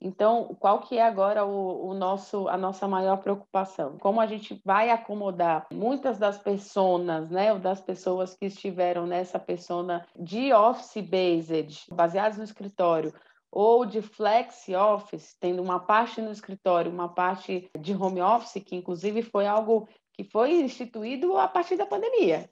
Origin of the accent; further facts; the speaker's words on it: Brazil; como brasileiros, brasileiras, latinos